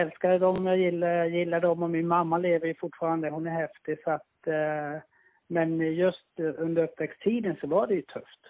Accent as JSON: {"language": "Swedish", "region": "Lapland", "country": "Finland", "tie": "born or raised there", "said": "Jag är uppvuxen i norra Finland, eh, tio mil norr om polcirkeln"}